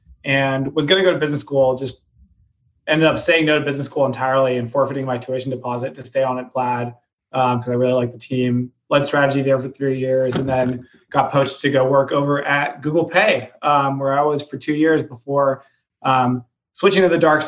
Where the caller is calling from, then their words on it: New York, United States; I'm calling in from New York today, just at home.